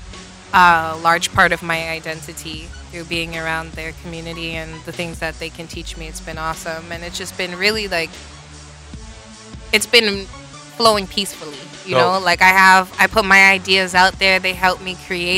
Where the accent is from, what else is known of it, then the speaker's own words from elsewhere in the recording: New York City, New York, United States; I'm from the Bronx